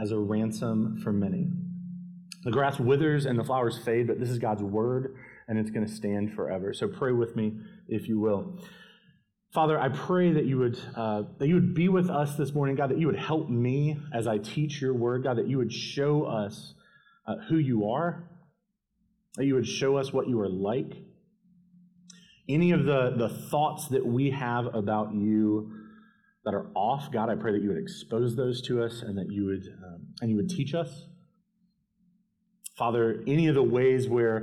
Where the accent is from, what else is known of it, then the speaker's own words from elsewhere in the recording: Winston-Salem, North Carolina, United States; moved away as an adult; now in Columbia, United States; I grew up in North Carolina in Winston-Salem and moved down to Columbia